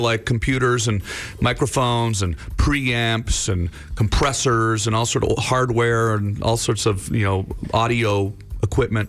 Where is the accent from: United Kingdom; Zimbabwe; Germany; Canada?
Canada; moved away as an adult; now in United States; I still feel Canadian, uh, for sure. You know, uh, obviously, I, uh, you know, spent spent my entire life in Canada till I was 28 years old